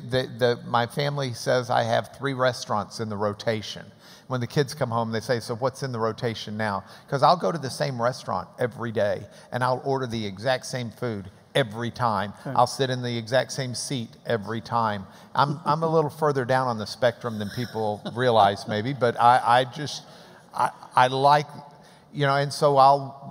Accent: Texas, United States; We've been in Texas forever

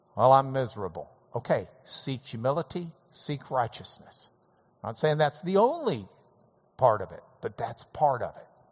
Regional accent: Lubbock, Texas, United States; growing up in Lubbock, we would root for Texas Tech every game day

